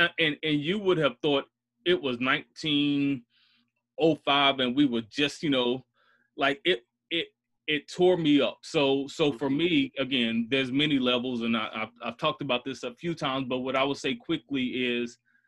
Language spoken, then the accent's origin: English; Bronx, New York, United States; born there; without understanding that I was born in the South Bronx. My dad moved to North Carolina because he was in the military.